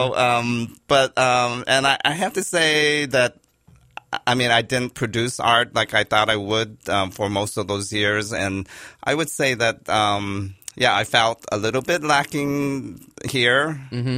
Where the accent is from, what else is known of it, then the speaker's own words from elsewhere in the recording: Los Angeles, California, United States; also born or lived in New York City; I was born in Los Angeles, and I'm a third generation Japanese American